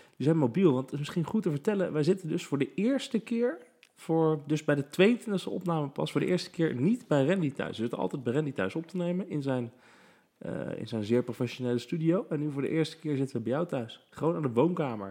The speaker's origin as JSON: {"language": "Dutch", "town": "The Hague", "region": "South Holland", "country": "Netherlands", "said": "ik kom dus uit Den Haag"}